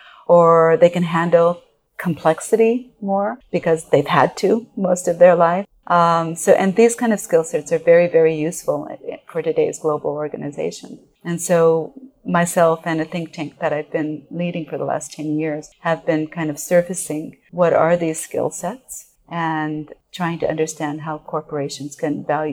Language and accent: English; Japan; moved away as an adult; I was born and raised in Japan, educated in Japan, and then came over to college. But I don't look like I'm Japanese. You know, I'm an American born and raised in Japan.